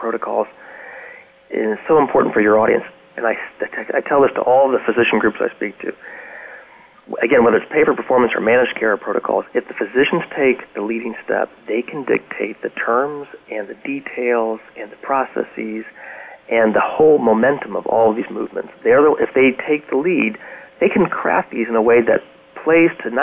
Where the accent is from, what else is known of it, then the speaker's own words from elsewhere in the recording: Richmond, Virginia, United States; I'm from Richmond